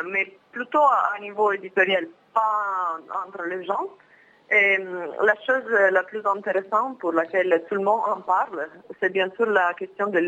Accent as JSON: {"language": "French", "town": "Milan", "region": "Lombardy", "country": "Italy", "second_language": "French", "said": "moi comme italien, je ne viens pas de Napoli, même si j'aime trop Napoli. je viens de Milan, du nord d'Italie, qui est très très différente."}